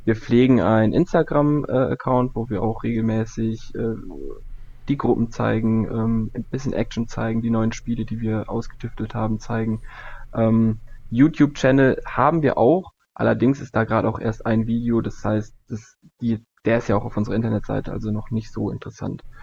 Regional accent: Cologne, North Rhine-Westphalia, Germany; das Ding ist ja, ich komme ja eigentlich aus Köln.

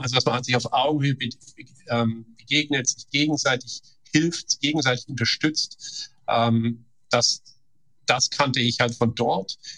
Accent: Stuttgart region, Baden-Württemberg, Germany; moved away as an adult; also born or lived in Karlstad, Sweden / San Francisco Bay Area, United States; now in Heilbronn, Germany; ich komme ja aus der Stuttgarter äh, Region

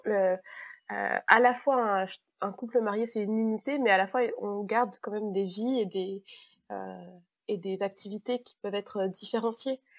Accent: Savoie, Auvergne-Rhône-Alpes, France; now in Paris region, France; Je viens de la plus belle région du monde, je viens de Savoie, mais en ce moment, j'habite en région parisienne

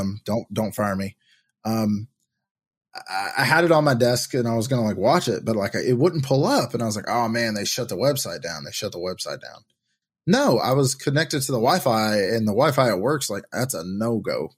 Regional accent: Tennessee, United States; I'm from Tennessee

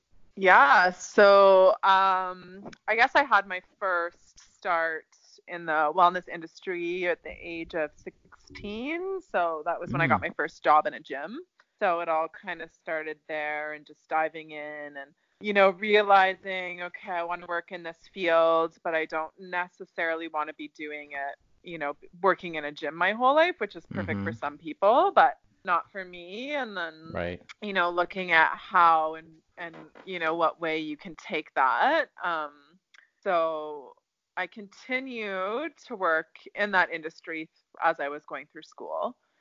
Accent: Ontario, Canada; Canada, Ontario.

